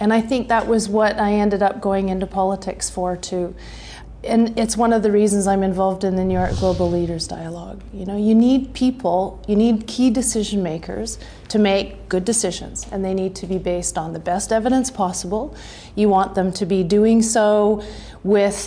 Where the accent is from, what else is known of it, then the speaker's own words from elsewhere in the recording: Canada; I'm Canadian